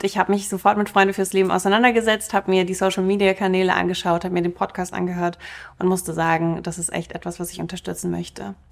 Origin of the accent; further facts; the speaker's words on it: Germany; first language Russian; German is a second language; Meine erste Sprache war auch Russisch. Ich habe erst im Kindergarten Deutsch gelernt